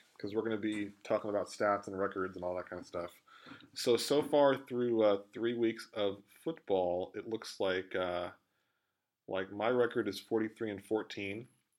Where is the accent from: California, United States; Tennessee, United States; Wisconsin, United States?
California, United States; Lawndale; I grew up in Lawndale